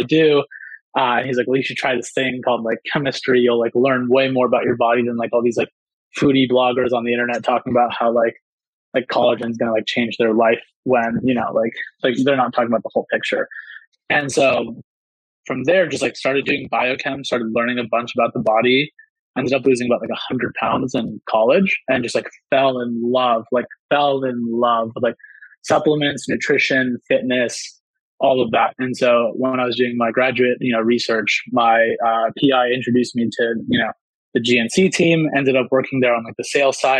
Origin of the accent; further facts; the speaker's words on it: San Diego, California, United States; I grew up in San Diego